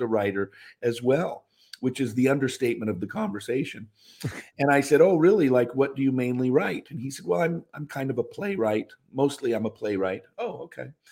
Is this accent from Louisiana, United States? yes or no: no; Seattle, Washington, United States; also born or lived in Mendham, New Jersey; I moved back to my hometown of Seattle and started a church